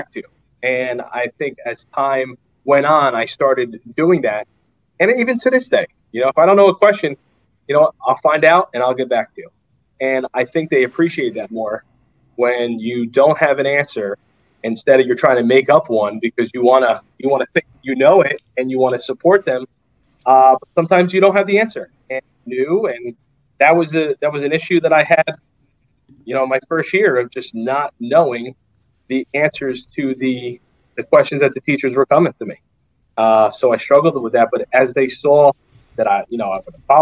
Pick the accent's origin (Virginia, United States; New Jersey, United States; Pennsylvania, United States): New Jersey, United States; North Arlington; I grew up in North Arlington, but I went to high school in Jersey City